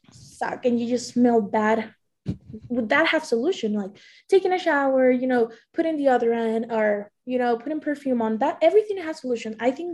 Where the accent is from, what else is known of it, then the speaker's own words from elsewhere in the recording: Maracaibo, Zulia, Venezuela; moved away as an adult; I was moving from Venezuela, but I'm kind of like, I'm from Maracaibo, another city.